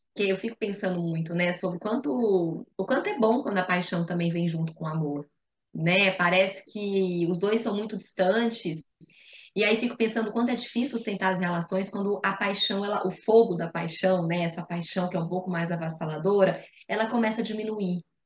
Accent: Goiás, Brazil; accent: Goiano, tighter R; moved away as an adult; now in São Paulo, Brazil; eu sou goiana, por isso meu sotaque, meu R mais apertadinho.

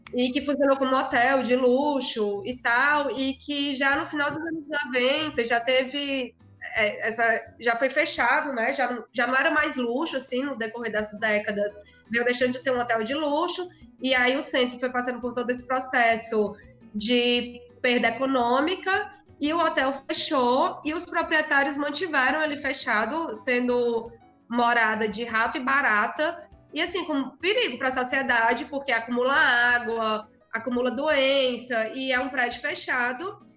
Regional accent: Cedro, Ceará, Brazil; moved away as an adult; also born or lived in Fortaleza, Brazil; now in São Paulo, Brazil; eu sou de uma cidade do sertão do Ceará chamada Cedro, mas eu morei em Fortaleza durante o segundo grau

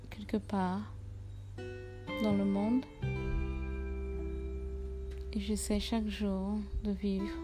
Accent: Togo; moved away; je suis togolaise, je vis quelque part dans le monde

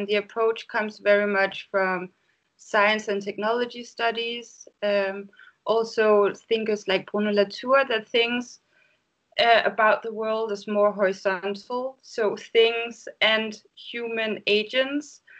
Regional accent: Denmark; now in Berlin, Germany; I live currently in Berlin, but I come from Denmark

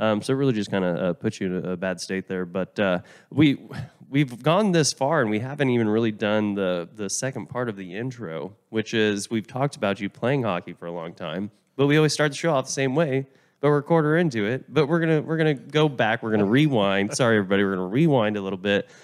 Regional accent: Oklahoma, United States; I'm from Oklahoma

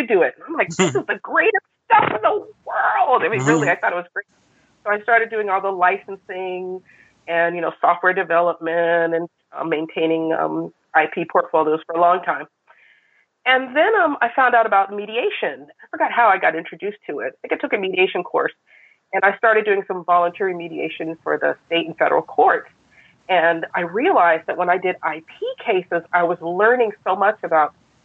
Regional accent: Altadena, California, United States; I grew up in Altadena, California

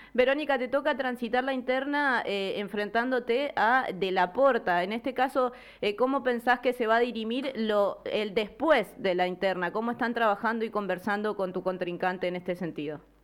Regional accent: San Jerónimo Norte, Santa Fe, Argentina; yo soy de San Jerónimo Norte

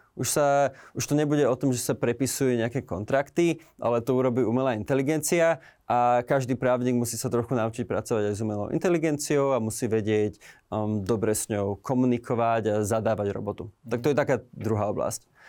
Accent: Slovakia; moved away; žijem už nejaký čas v zahraničí, ale stále som Slovák

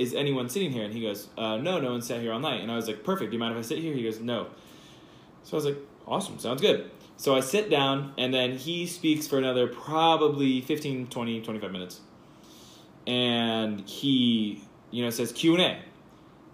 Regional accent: California, United States; I'm from California

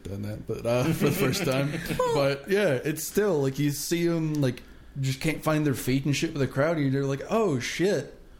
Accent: the South, United States; I'm from the South.

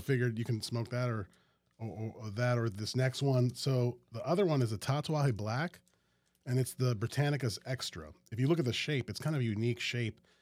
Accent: Metairie, Louisiana, United States; also born or lived in New Orleans; now in Baton Rouge, United States; I grew up in Metairie

